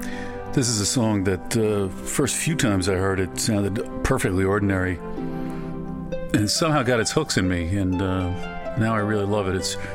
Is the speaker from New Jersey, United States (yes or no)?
no; Texas, United States; born there; Tom Green County's in Texas. That's where I was born, Texas.